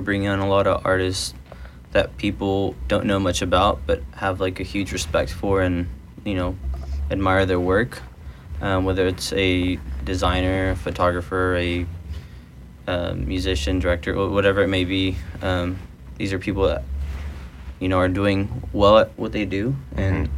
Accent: Dallas, Texas, United States; moved away as an adult; now in Los Angeles, United States; I am originally from Dallas, Texas, and I now live in Los Angeles, California

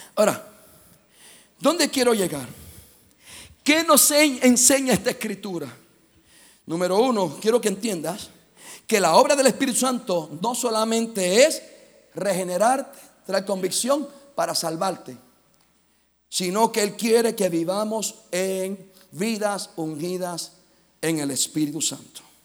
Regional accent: Puerto Rico; Soy boricua. Soy caribeño.

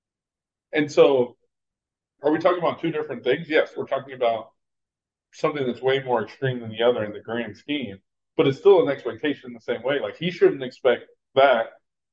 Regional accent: Texas, United States; I'm from Texas

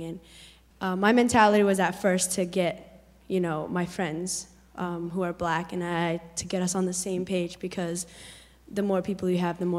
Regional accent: Lewiston, Maine, United States; I'm from Lewiston, Auburn area

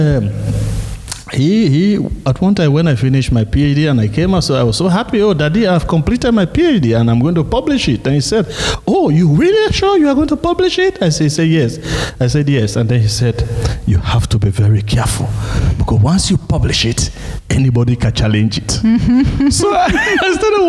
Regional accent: Sierra Leone; moved away as an adult; also born or lived in Norway; growing up in Sierra Leone

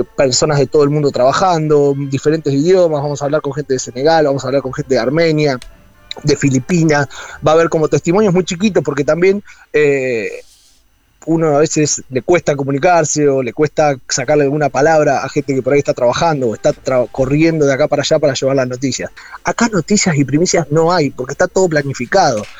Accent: Argentina; soy el cuarto argentino en entrar o el quinto argentino en entrar

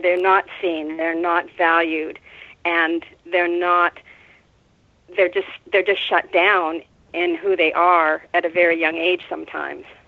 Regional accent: Winnipeg, Manitoba, Canada; moved away as an adult; also born or lived in Carmel, California / Mendocino, California; now in California, United States; I grew up in Winnipeg

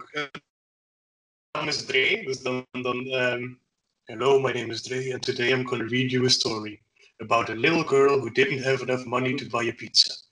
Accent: Flanders, Belgium; Ja, als West-Vlaming heb je botten nodig.

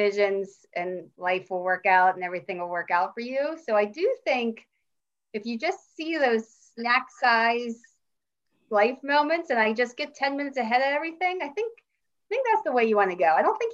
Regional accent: Pittsburgh, Pennsylvania, United States; accent: Yinzer; I'm from Pittsburgh, born and raised

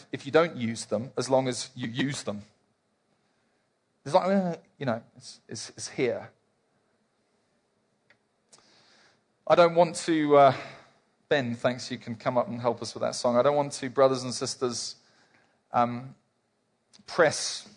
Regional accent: South Africa; Mostly here we're South African

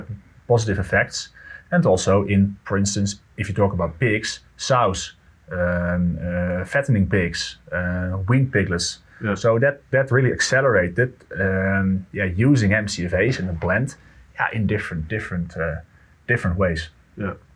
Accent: Netherlands; I'm from the Netherlands

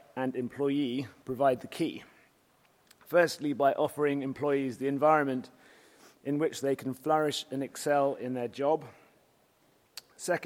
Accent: United Kingdom; being a Brit

